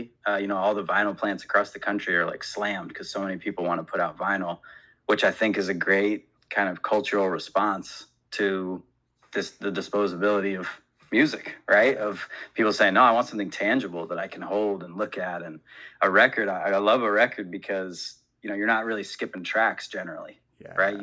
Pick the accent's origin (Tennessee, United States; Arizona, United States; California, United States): Arizona, United States; Phoenix; also born or lived in Salt Lake City, Utah / Cave Creek, Arizona / Israel; I grew up in Salt Lake City and then Phoenix, Arizona.